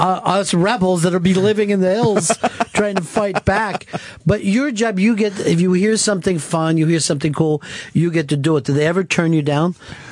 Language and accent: English; United States; I grew up in the States. I can't see me in Bangkok.